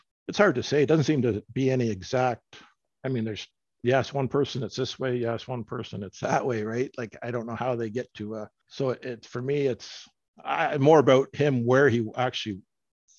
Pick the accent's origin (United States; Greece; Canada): Canada; I'm from Canada